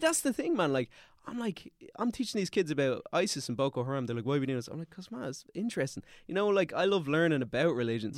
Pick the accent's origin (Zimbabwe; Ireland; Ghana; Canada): Ireland; Dublin, Leinster; also born or lived in Austria; I'm from Glasnevin.